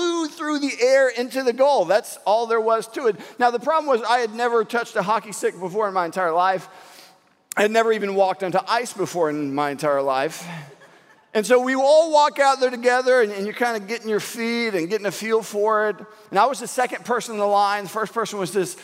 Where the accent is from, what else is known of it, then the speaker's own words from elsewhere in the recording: Houston, Texas, United States; I'm from Houston.